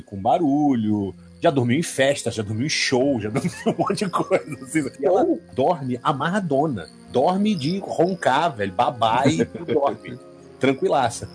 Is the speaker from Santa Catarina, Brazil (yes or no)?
no; Rio de Janeiro, Brazil; moved away as an adult; also born or lived in Minas Gerais; now in Belo Horizonte, Brazil; eu sou do Rio de Janeiro, mas a gente mudou para Minas